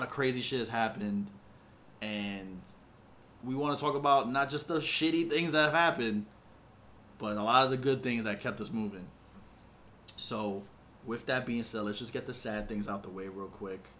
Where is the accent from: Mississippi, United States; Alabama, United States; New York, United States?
New York, United States; we're from New York